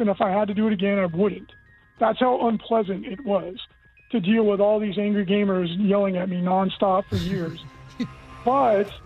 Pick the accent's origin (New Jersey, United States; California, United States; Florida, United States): California, United States; Central Valley; moved away as an adult; I was born in the Central Valley of California